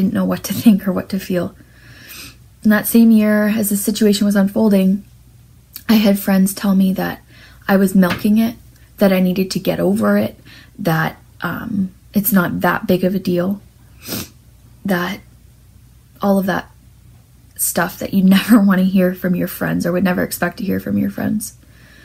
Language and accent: English; St. Catharines, Ontario, Canada; I was born and raised in St. Catharines, with my mom, my dad, and my sister